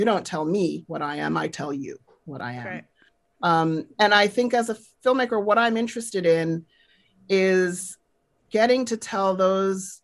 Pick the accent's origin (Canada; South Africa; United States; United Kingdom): South Africa; I grew up in South Africa during apartheid, and I grew up in a political household